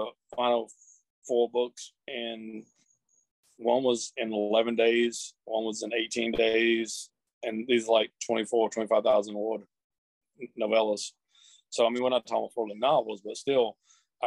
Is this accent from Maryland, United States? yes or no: no; Columbus, Georgia, United States; Columbus, Georgia, which is my hometown